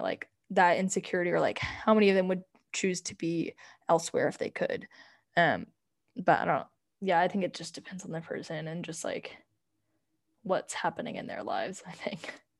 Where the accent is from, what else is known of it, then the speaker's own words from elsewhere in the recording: United States; we're from America